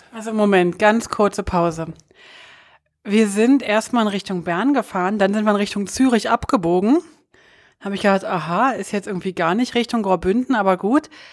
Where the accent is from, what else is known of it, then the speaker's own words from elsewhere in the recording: Germany; als Deutsche